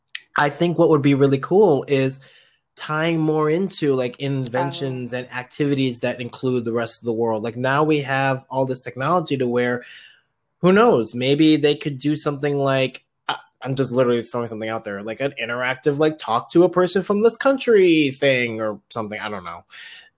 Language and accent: English; Philippines; I am very biased of that one because I'm Filipino.